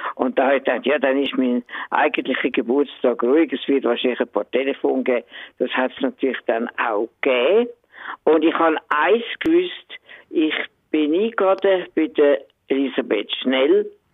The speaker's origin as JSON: {"language": "German", "area": "Höngg", "region": "Zurich", "country": "Switzerland", "tie": "born or raised there", "said": "über das Limmertal hin, Wir sind in Höhen aufgewachsen"}